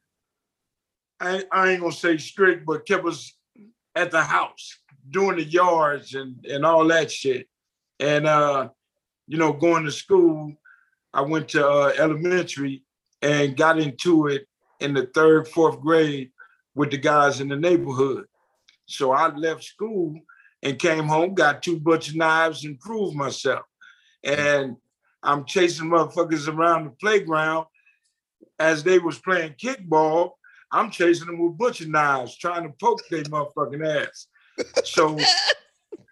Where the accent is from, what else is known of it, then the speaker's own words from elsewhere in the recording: Compton, California, United States; also born or lived in Los Angeles, California; I was born in LA, but I lived on 118th in town. Okay. And my mom's and pop's got their first house